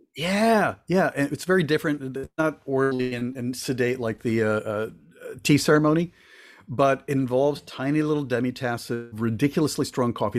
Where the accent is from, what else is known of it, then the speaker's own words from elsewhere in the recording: Florida, United States; also born or lived in Cuba; I was born in Cuba and came over when I was a little kid, and we lived in Florida for a good chunk of my childhood